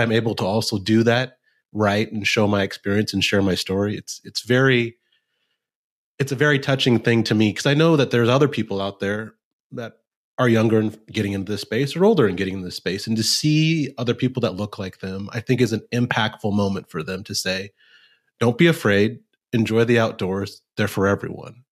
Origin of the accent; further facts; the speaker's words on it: Nebraska, United States; moved away as an adult; also born or lived in Texas / Chicago; now in Kansas City, United States; I was born in Texas, so I like to say I have Texas blood in my veins, but I grew up in Nebraska